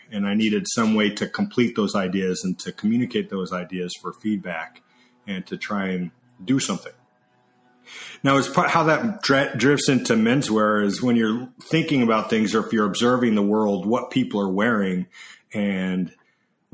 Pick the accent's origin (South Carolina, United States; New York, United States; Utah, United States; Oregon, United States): Utah, United States; Sandy; moved away as an adult; also born or lived in Atlanta, Georgia / Philadelphia, Pennsylvania; now in Southern California, United States; I grew up in Sandy, Utah, which is the suburbs of Salt Lake